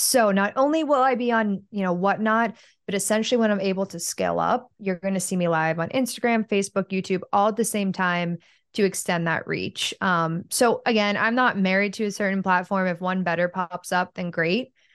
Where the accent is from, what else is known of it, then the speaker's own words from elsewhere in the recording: Pittsburgh, Pennsylvania, United States; moved away; I'm from Pittsburgh